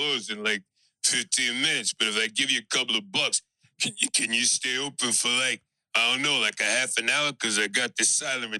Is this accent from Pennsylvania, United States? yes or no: yes; Philadelphia, Pennsylvania, United States; You know, I'm from South Philly. You know, we've kind of fucking retarded out here.